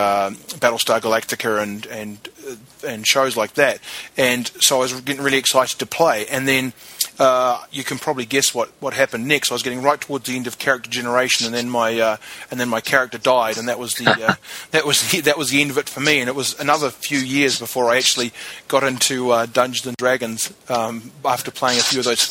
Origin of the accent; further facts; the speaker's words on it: New Zealand; I grew up in New Zealand